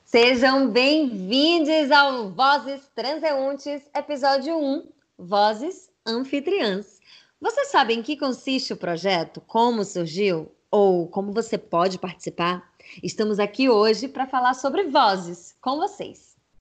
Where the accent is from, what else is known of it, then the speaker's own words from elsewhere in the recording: Bahia, Brazil; also born or lived in Paraíba; sou nordestina com mais orgulho ainda, com raízes na Paraíba e nascida na terra de Joana Angélica, na Bahia